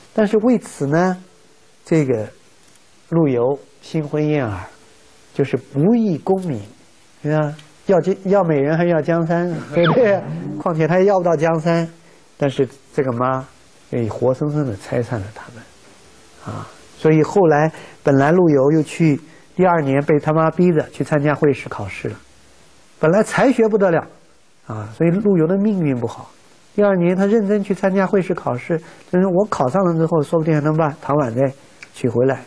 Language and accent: Chinese; China; 我们中国人礼仪之邦